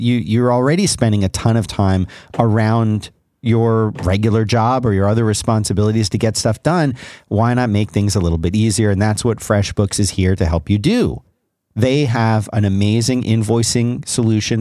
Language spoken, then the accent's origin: English; South Florida, United States; as a kid growing up in South Florida